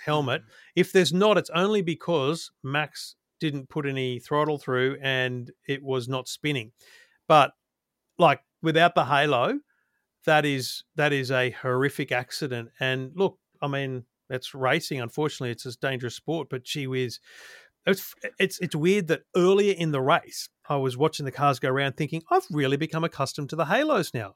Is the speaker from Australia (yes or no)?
yes; Australia